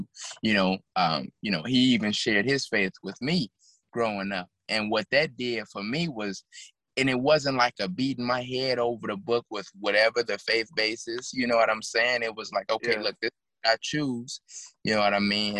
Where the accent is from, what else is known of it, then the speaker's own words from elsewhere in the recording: Chicago, Illinois, United States; also born or lived in Minnesota; I'm from Chicago